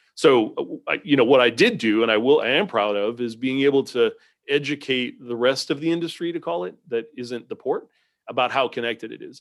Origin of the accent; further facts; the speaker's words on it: Southampton, New York, United States; moved away as an adult; now in Southeastern United States; grew up on Long Island in a little town called Southampton out on the end of the, end of the island there